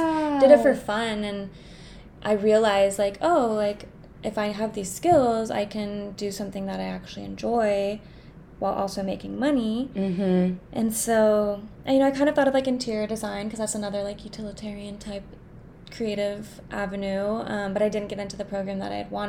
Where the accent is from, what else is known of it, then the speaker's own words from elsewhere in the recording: Alaska, United States; Growing up in Alaska